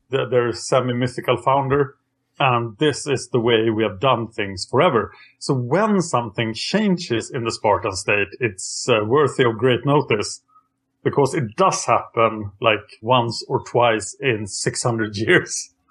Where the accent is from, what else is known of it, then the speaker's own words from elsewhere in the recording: Texas, United States; I am from Texas, still here today